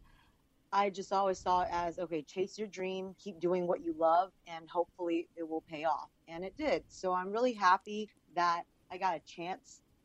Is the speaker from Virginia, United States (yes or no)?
yes; Virginia, United States; English is a second language; moved away as an adult; also born or lived in Los Angeles; I'm actually from Virginia